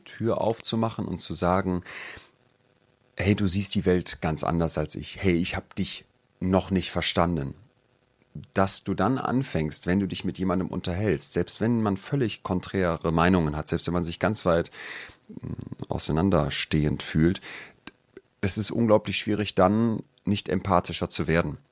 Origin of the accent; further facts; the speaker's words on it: Solingen, North Rhine-Westphalia, Germany; Rabatz, hieß der Kinderladen bei uns in Solingen